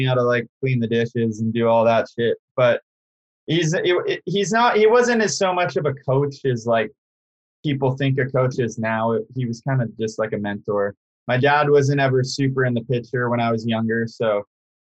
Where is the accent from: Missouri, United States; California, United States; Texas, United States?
California, United States; San Diego; born or raised there; also born or lived in New York City